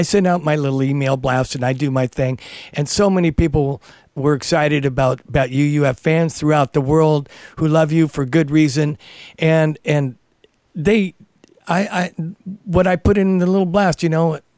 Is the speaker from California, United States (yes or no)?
yes; the Bay Area, California, United States; I grew up in the Bay Area